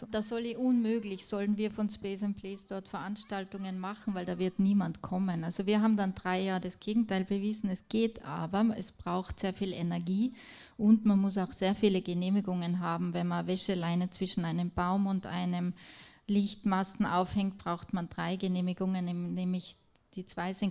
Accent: Tyrol, Austria; Ich komme aus Tirol und dort, ähm, ähm, also nicht überall, aber dort, wo die wenigsten Flüchtlinge sind, äh, schimpft man am meisten drüber

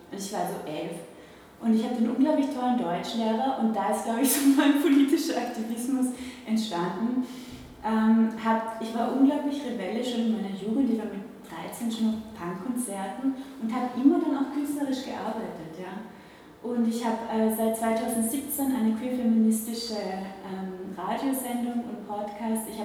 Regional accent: Velden am Wörther See, Carinthia, Austria; Also ich bin in Kärnten aufgewachsen, ich komme aus Felden

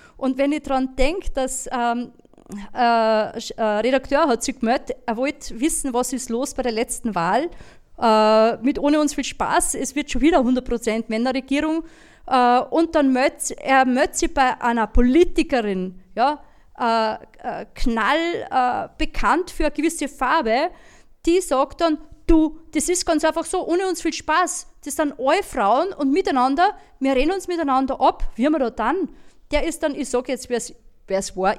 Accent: Linz, Upper Austria, Austria; ich, bin Linzerin

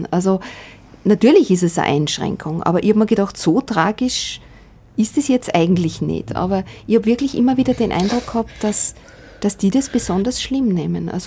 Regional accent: Klagenfurt, Carinthia, Austria; born there; Äh, ich bin in Kärnten geboren, in Klagenfurt. Äh, damals im Jahr 1958, also 13 Jahre nach Kriegsende, war schon, und gerade in Kärnten ist es mir immer wieder aufgefallen

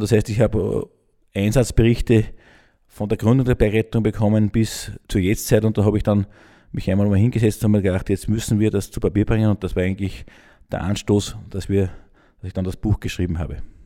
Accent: Gmunden, Upper Austria, Austria; ich bin gebürtiger Gmundner, bin mit sechs das erste Mal am Traunstein gewesen

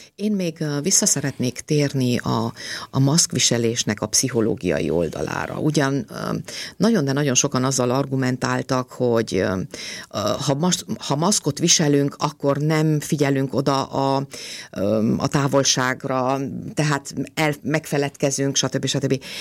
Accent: Romania; now in Austria; én Romániában nőttem föl

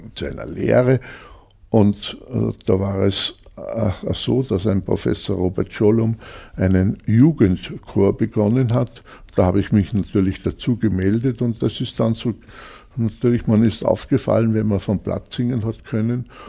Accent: Grein, Upper Austria, Austria; also born or lived in Linz; Ich bin in Grein aufgewachsen

